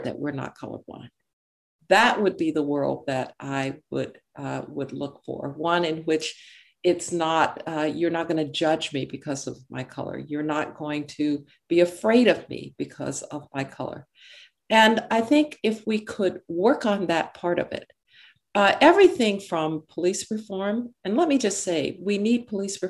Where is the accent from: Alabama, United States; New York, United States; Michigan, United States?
Alabama, United States; Birmingham; I grew up in Birmingham, Alabama.